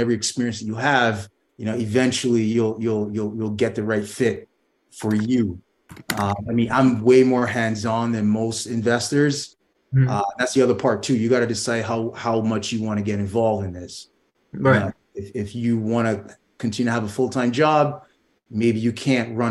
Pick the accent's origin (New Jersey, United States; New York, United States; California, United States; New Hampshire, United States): New York, United States; I grew up in New York.